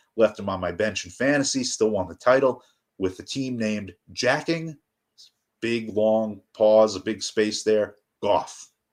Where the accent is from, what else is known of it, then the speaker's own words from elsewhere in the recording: New York, United States; New York State, my home state